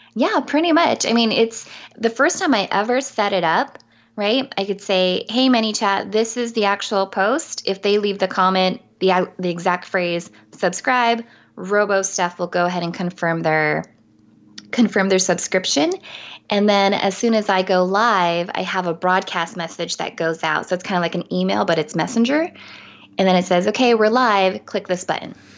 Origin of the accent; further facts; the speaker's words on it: San Diego, California, United States; I'm from San Diego too